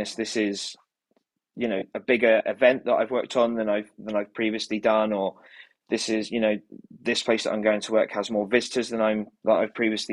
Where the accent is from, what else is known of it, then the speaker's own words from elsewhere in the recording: Kent, South East England, United Kingdom; now in London, United Kingdom; I grew up in Kent